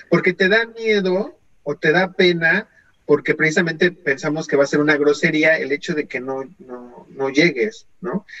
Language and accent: Spanish; Mexico; now in Canada; soy mexicano